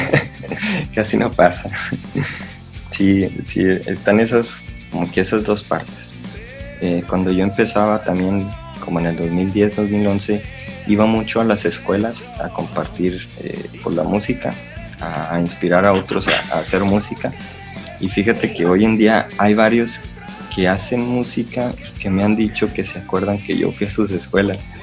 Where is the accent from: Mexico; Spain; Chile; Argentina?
Mexico; Piedras Negras, Coahuila; moved away; las personas que somos de Piedras Negras y que hemos vivido en otras partes